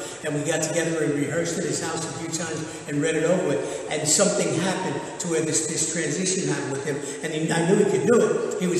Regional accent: New York, United States; I was born and raised in the South Bronx in the projects, and that's where I got it. There were 10 of us around the table all the time, and you had to learn to survive if you're an Irish Catholic and from a big family in the South Bronx.

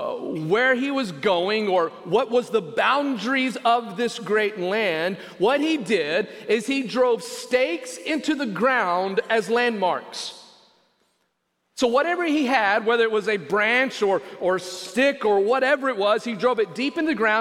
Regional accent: West Texas, United States; the area in which I grew up out in West Texas, it is called the Llano Estacado.

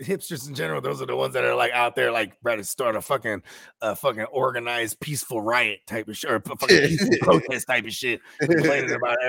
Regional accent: the Bay Area, California, United States; I'm from the Bay

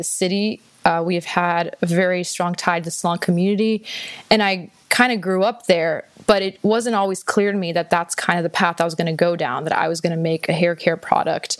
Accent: Houston, Texas, United States; also born or lived in Austin, Texas; I was born and raised in Houston, Texas.

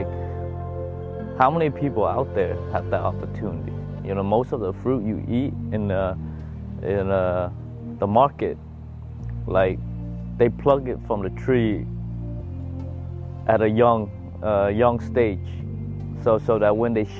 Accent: Vietnam; now in United States

